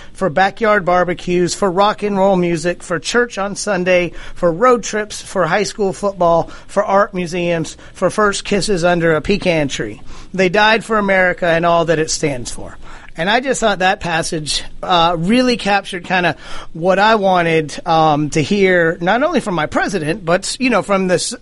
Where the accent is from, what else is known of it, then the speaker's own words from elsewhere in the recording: the South, United States; we grew up in the South